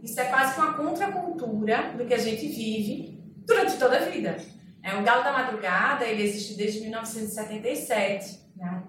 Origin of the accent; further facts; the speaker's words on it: Recife, Pernambuco, Brazil; eu sou de Recife, a gente basicamente vive do carnaval